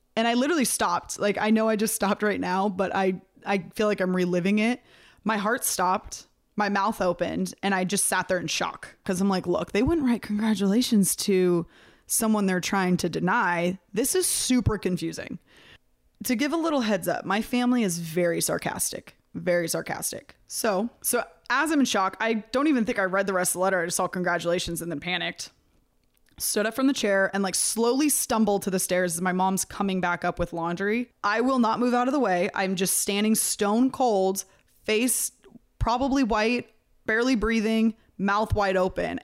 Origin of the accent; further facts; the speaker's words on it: near Sacramento, California, United States; also born or lived in San Diego; I was still living at home. I was at the college that was outside of my hometown